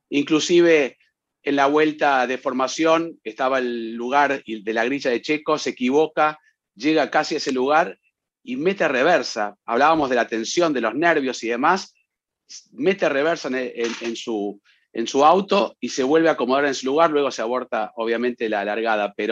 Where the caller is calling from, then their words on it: Mexico City, Mexico; de Ciudad de México y mi pregunta es la siguiente.